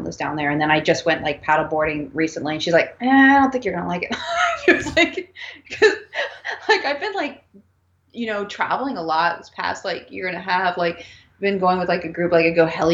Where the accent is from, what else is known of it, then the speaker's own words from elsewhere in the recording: DC, Northern Virginia, United States; I grew up in Northern Virginia, DC